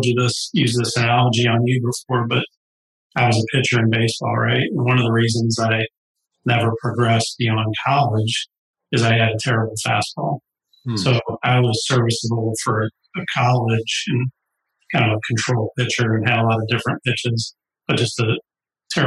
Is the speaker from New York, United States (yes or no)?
no; St. Louis, Missouri, United States; I grew up in St. Louis